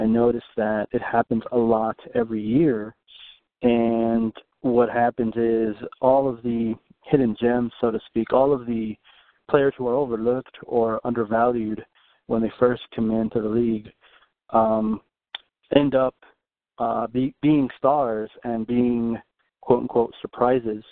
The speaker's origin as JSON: {"language": "English", "town": "Dallas", "region": "Texas", "country": "United States", "said": "I'm from Dallas, Texas"}